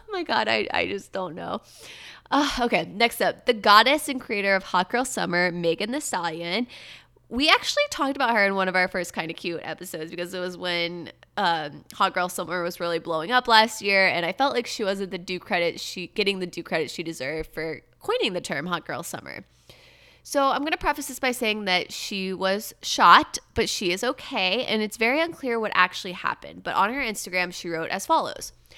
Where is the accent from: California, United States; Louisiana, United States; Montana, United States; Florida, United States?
Florida, United States; about an hour from Disney World; moved away; my hometown where my parents live is only about an hour from Disney